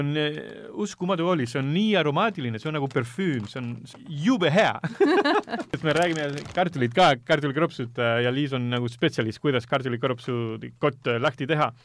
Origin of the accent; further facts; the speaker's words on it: Almería, Andalusia, Spain; Estonian is a second language; now in Estonia; Lõuna-Hispaaniast, äh, kus mina olen pärit, Almeriat